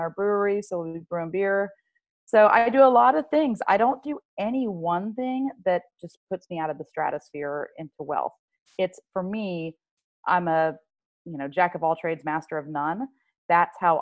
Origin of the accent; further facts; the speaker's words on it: Georgia, United States; moved away as an adult; also born or lived in Winter Park, Florida; now in Florida, United States; we moved when I was 6. We moved to Georgia because my dad worked for Bell South.